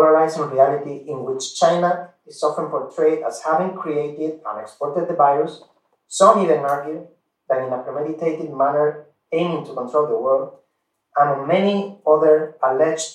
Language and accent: English; Spain; now in Taiwan; I'm from Spain